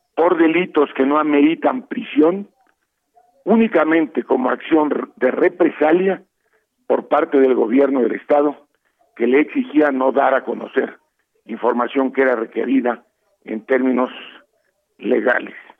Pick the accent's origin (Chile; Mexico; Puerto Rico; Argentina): Mexico; Veracruz; soy veracruzano